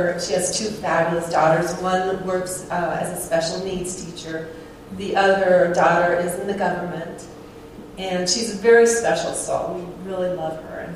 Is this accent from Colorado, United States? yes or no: yes; Colorado, United States; I'm from Colorado, I'm in Anguilla